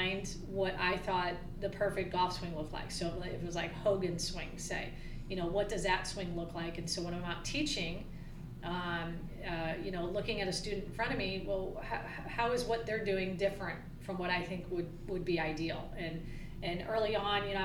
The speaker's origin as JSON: {"language": "English", "town": "St. Louis", "region": "Missouri", "country": "United States", "tie": "born or raised there", "also_born_or_lived": "Mobile, Alabama / Myrtle Beach / Chicago", "moved": "as an adult", "said": "I grew up in St. Louis here"}